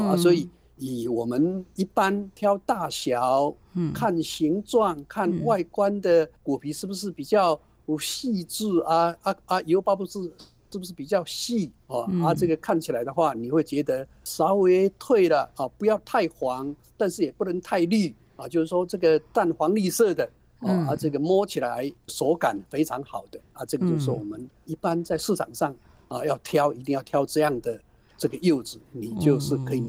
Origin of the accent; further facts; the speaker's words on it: Taiwan; 我们台湾话讲半斤跟十二两